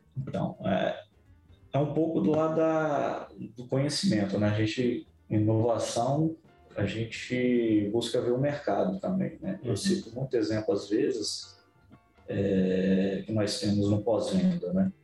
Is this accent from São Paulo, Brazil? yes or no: no; Vila Velha, Espírito Santo, Brazil; also born or lived in Vitória; Eu sou capixaba, né? Nasci em Vitória, mas é. que legal. morei em Vila Velha minha vida inteira